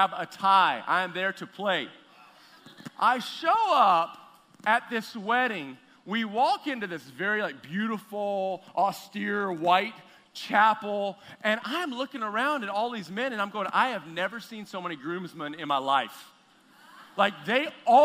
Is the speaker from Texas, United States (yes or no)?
yes; Texas, United States; moved away; I am from Texas originally, from the South